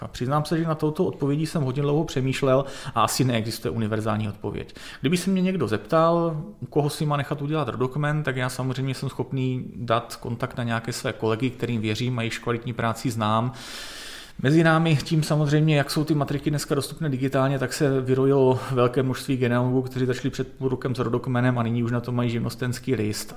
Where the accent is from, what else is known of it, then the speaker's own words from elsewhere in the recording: Northern Moravia, Czechia; já jsem se narodil na Severní Moravě v bývalých Sudetech